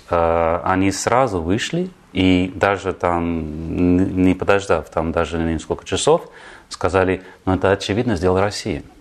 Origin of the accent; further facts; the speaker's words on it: Germany; born there; И родился в Германии, на самом деле.